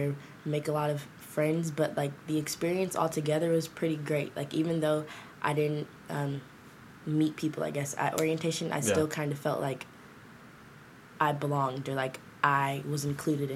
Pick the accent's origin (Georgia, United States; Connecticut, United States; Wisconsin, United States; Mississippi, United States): Georgia, United States; Decatur; I'm from Decatur, Georgia. I went to DeKalb School of the Arts for high school